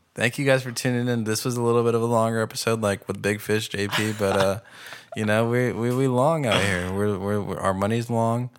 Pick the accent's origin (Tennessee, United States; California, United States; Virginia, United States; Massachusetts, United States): California, United States; Pasadena; I'm from Pasadena